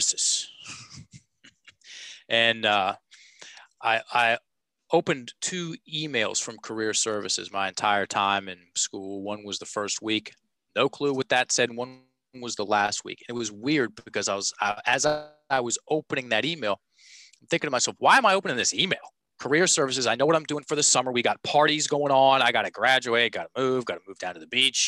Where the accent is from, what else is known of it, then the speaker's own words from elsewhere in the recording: Richmond, Virginia, United States; I'm a Richmond guy born and raised.